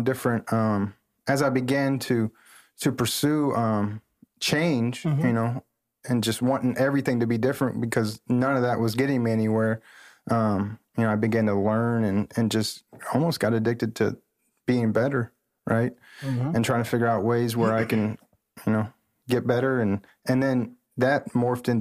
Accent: Centralia, Illinois, United States; moved away as an adult; now in Springfield, United States; growing up in Centralia, you know, just a lot of crime in the streets

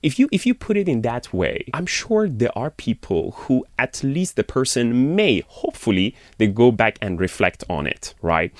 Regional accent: Iran; moved away as an adult; I born and raised in Iran and I've been outside of the country since I was, like, around twenty years old

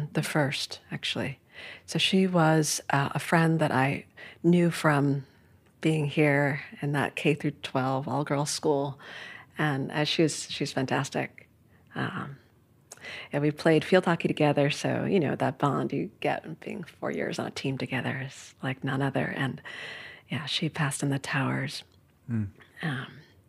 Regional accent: New York City, New York, United States; So I grew up in Midtown Manhattan, really a bustling part of the city, right?

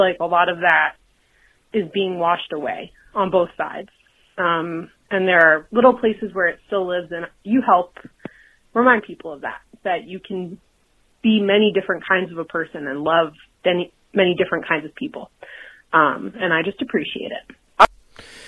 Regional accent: New Hampshire, United States; now in Boston, United States; I'm from New Hampshire originally

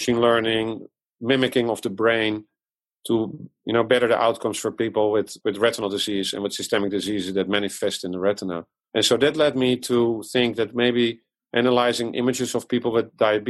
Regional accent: Netherlands; English is a second language; moved away as an adult; also born or lived in Amsterdam, Netherlands / Japan / France; now in Iowa, United States; As you can hear from my accent, I was born abroad in the Netherlands. I came here from Amsterdam to Iowa now 15 years ago

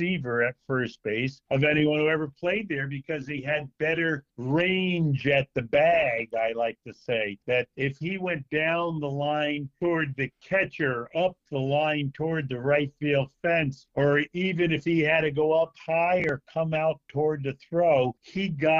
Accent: Stamford, Connecticut, United States; my hometown of Stamford, Connecticut

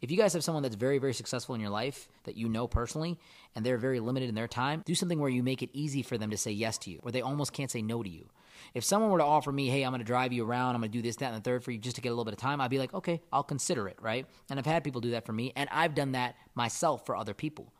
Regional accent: India; moved away; I'm from India, I would love to give to a charity that does stuff in my home country.

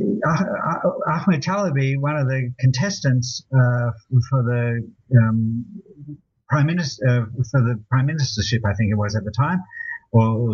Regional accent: Australia; I'm Australian

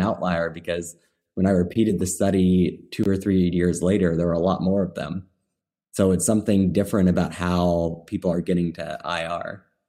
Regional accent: Midwest, United States; I'm from the Midwest

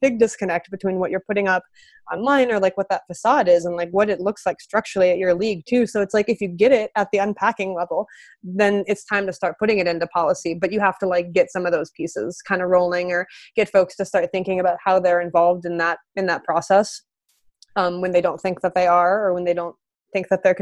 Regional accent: Midwest, United States; now in Los Angeles, United States; I'm from the Midwest, so like this doesn't look the same back home as it does out here now that I'm in Los Angeles

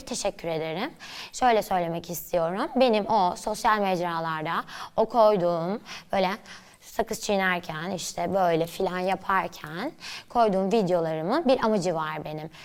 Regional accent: Istanbul, Turkey; İstanbul'da büyüdüm, Nişantaşı'nda.

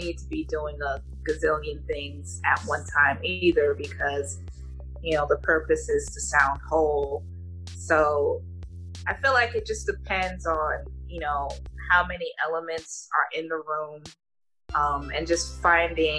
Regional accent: West Orange, New Jersey, United States; moved away; also born or lived in Newark, New Jersey / Linden, New Jersey; I spent most of my grade school years in West Orange

